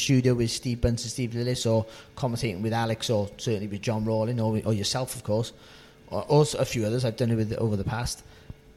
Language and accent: English; Cardiff, Wales, United Kingdom; moved away as an adult; I'm from a Cardiff. I've lived up in sort of this area for 20 years now, but I'm a Cardiff boy, and I haven't lost my accent one bit.